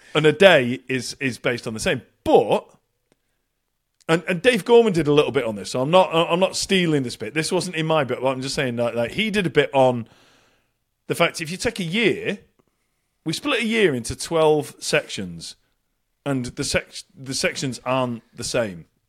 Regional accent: Bury, North West England, United Kingdom; moved away; I've been back in Bury, uh, a town just north of Manchester. Uh, my hometown

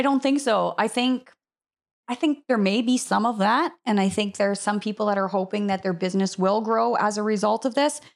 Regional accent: Canada; moved away as an adult; I was raised my entire life to think that Canadians were a certain way

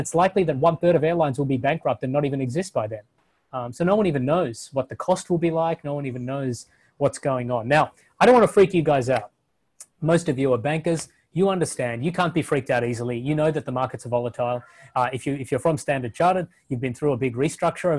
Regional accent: Perth, Western Australia, Australia; moved away; I grew up for most of high school in a city in Australia called Perth

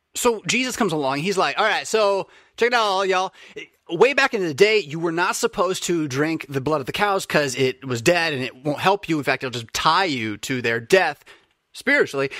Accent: United States; I'm an American just like you

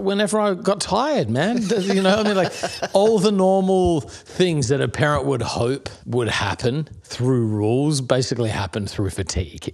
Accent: Adelaide, South Australia, Australia; moved away as an adult; also born or lived in Melbourne / Perth; now in New York, United States; I was two, lived in Perth from two to ten, then Adelaide from ten to twenty

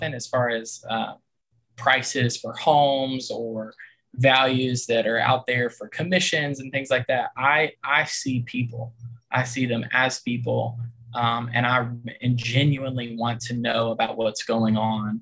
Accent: outside of Savannah, Georgia, United States; moved away as an adult; now in Richmond, United States; I'm originally from Georgia, outside of Savannah. And I moved up here when I got married.

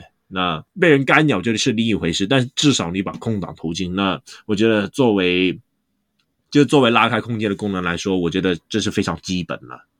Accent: Hong Kong; 虽然我们香港这边跟你们讲，感觉好像有点没有那么配

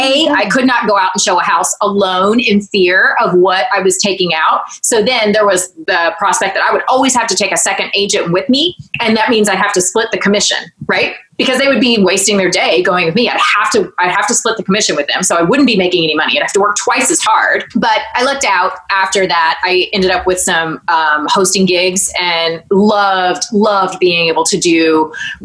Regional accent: Newnan, Georgia, United States; I sold real estate in my hometown of Newnan, Georgia

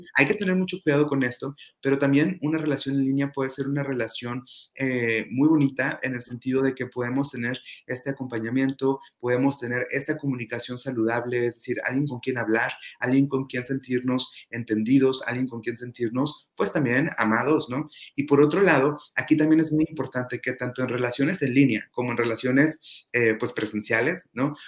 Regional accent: Toluca, State of Mexico, Mexico; now in Ensenada, Mexico; soy mexicano, nací en, el Estado de México, en la ciudad de Toluca, y actualmente radico en Ensenada, Baja California

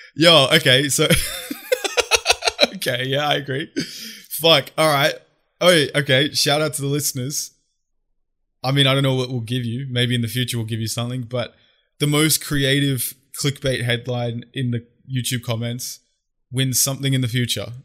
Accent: Australia

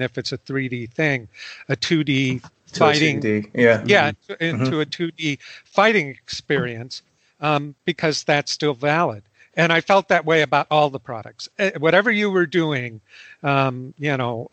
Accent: United States

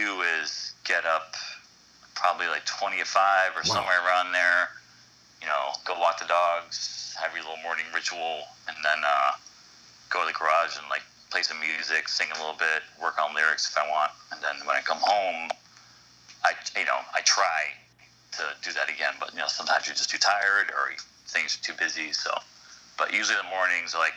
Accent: Shrewsbury, Massachusetts, United States; also born or lived in Boston; I was born in Boston and raised in Shrewsbury, Massachusetts.

